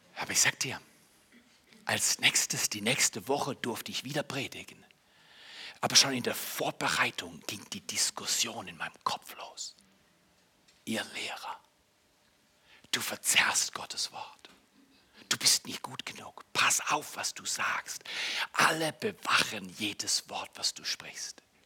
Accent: Germany; moved away as an adult; also born or lived in Canada; ich bin ja Deutscher

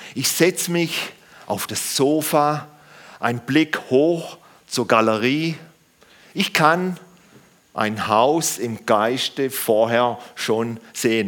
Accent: Germany; wir Deutschen, wir Deutschen

